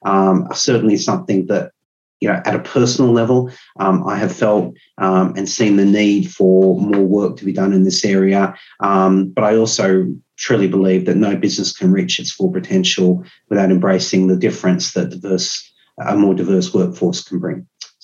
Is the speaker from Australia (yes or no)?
yes; Australia; moved away as an adult; now in United Kingdom; I'm Australian. I've been living here for about 10, going on 11 years. And I recently became a British citizen.